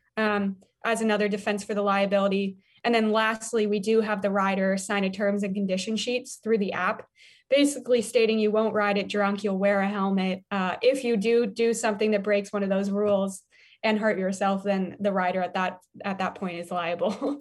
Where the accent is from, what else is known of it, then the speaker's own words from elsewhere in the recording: Denver, Colorado, United States; I grew up in Denver, Colorado, so I was always on a bike.